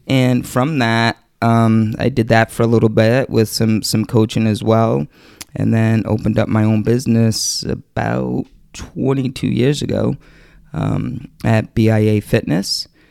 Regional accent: East Providence, Rhode Island, United States; I grew up in East Providence, Rhode Island. Um, I'm still currently there.

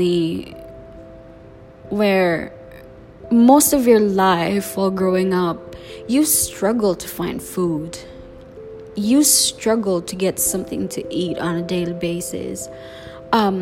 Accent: Cebu, Central Visayas, Philippines; English is a second language; I'm born and raised in the Philippines

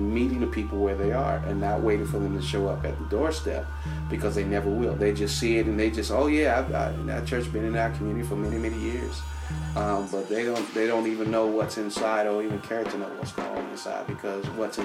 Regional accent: Washington, District of Columbia, United States; moved away; I grew up in Washington, D.C., and I lived in the community I lived in almost about 20 years, and I grew up in that community

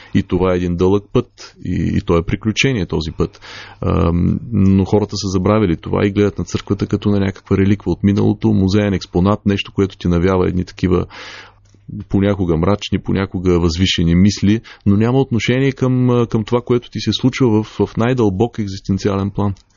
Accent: Bulgaria; нашата история като българи

